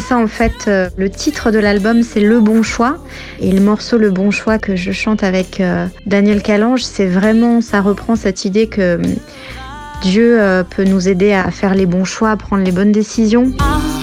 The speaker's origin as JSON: {"language": "French", "region": "south of France", "country": "France", "tie": "born or raised there", "said": "je suis originaire du sud de la France"}